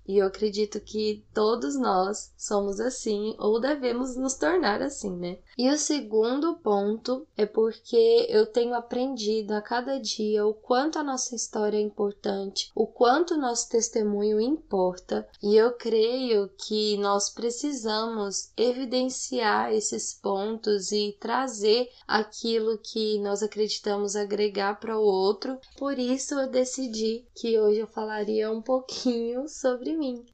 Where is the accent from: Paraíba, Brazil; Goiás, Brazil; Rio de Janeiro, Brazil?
Goiás, Brazil; Goiânia; accent: Goiano; moved away as an adult; now in São Paulo, Brazil; eu sou goiana. Algumas pessoas eu acho que já perceberam pelo meu sotaque, né? Porque eu falo né o tempo inteiro. É uma das características. E eu moro em São Paulo. Eu sou de Goiânia, mas moro em São Paulo há dois anos já